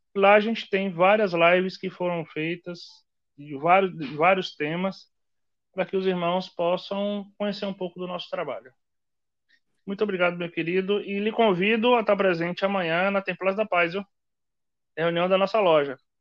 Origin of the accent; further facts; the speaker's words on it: Jacobina, Bahia, Brazil; na cidade de Jacobina, que é minha terra-mãe.